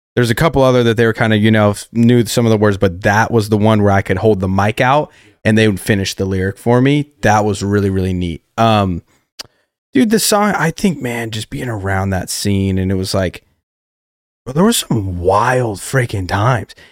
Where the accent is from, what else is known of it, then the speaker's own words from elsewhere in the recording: Colorado Springs, Colorado, United States; moved away as an adult; now in Nashville, United States; growing up in Colorado Springs